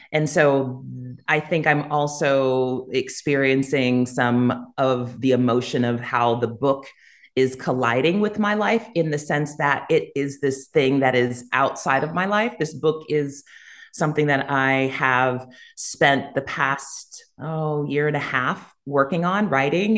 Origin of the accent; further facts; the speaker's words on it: United States; accent: American; moved away as an adult; also born or lived in Jamaica; now in Costa Rica; I'm American